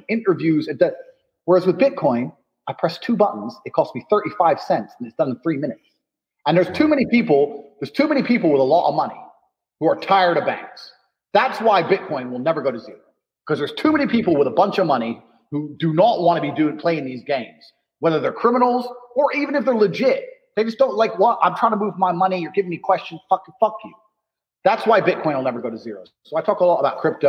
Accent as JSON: {"language": "English", "region": "Indiana", "country": "United States", "tie": "born or raised there", "also_born_or_lived": "London", "moved": "as an adult", "said": "I grew up in Indiana, in Indiana. And I moved to London. It was the same game, so I moved again"}